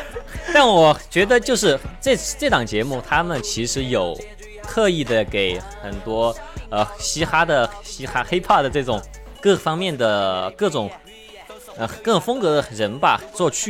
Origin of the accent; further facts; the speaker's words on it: Chengdu, Sichuan, China; 因为我是成都人嘛，因为我有个地域地域特色